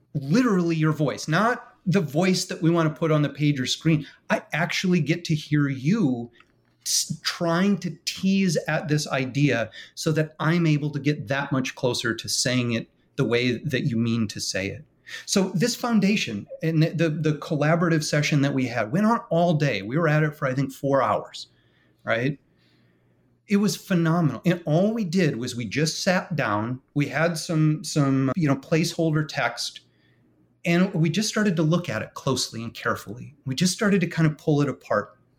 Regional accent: Michigan, United States; now in West Palm Beach, United States; when I was a boy growing up in Michigan

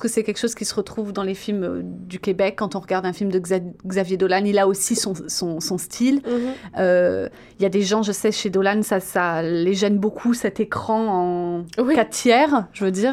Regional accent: France; moved away

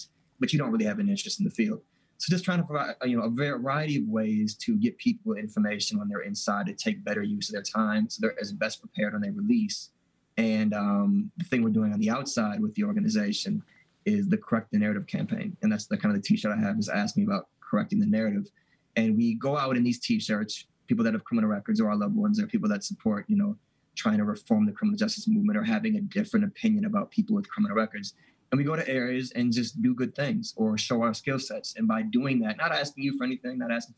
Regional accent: Milwaukee, Wisconsin, United States; I grew up in Milwaukee

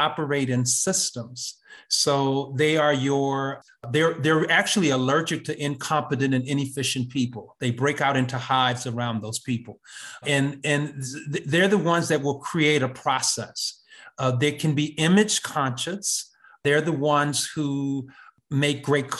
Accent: Kenosha, Wisconsin, United States; moved away as an adult; also born or lived in Atlanta, Georgia / Brooklyn, New York / Harlem, New York / Cambridge, Massachusetts; I was born in Wisconsin in Kenosha. I went to Kenosha Public Schools

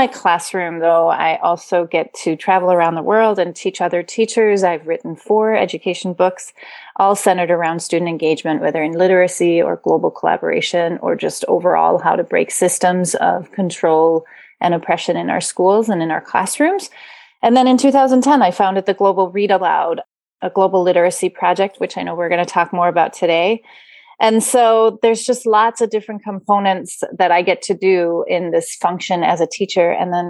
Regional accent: Denmark; English is a second language; now in United States; I was not born and raised in America. I came to America in 98. I was born and raised in Denmark and did never think that I would be a teacher of the American public school system.

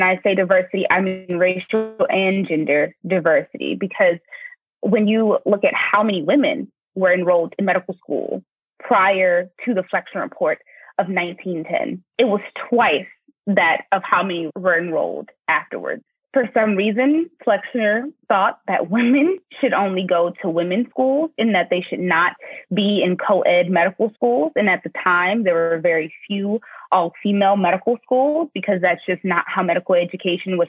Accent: New Orleans, Louisiana, United States; I'm from New Orleans, Louisiana, and this is a story that I grew up hearing my grandmother tell me about

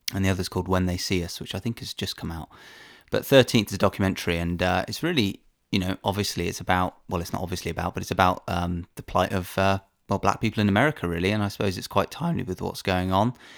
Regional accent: United Kingdom; as a Brit

